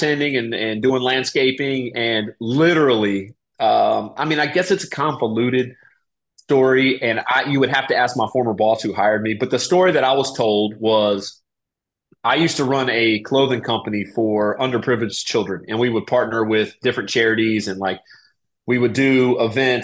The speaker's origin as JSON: {"language": "English", "town": "Raleigh", "region": "North Carolina", "country": "United States", "tie": "born or raised there", "also_born_or_lived": "Germany", "moved": "as an adult", "said": "I grew up in Raleigh, North Carolina"}